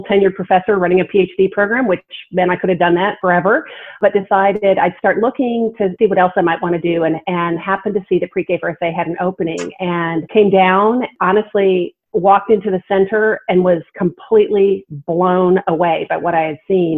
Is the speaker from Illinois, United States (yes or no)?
yes; Illinois, United States; now in Texas, United States; I came down from Illinois and went to the University of Texas and fell in love with Texas and Austin and teaching and stayed.